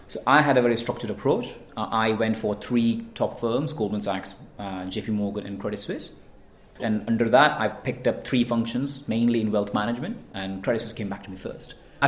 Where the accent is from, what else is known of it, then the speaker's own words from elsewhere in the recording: India; moved away as an adult; also born or lived in Manchester; now in United Kingdom; I was born and raised in India. Moved to the UK some 14 years ago, so I'm a bit of hybrid.